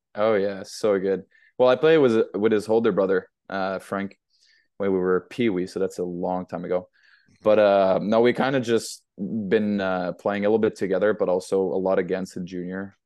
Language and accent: English; Montreal, Quebec, Canada; moved away as an adult; also born or lived in United Kingdom; I'm from Montreal or South Shore, Montreal